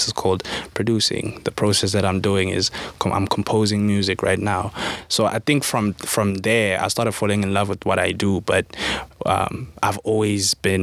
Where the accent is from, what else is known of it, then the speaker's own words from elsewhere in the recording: Carletonville, Gauteng, South Africa; hailing from Carltonville, the West Rand, a small mining town is west of Joburg.